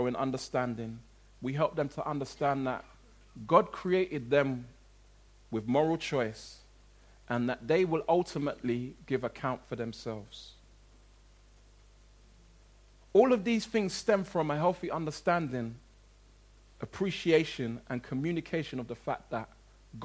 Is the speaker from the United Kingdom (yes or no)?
yes; London, United Kingdom; the community, if you like, in which I grew up in South London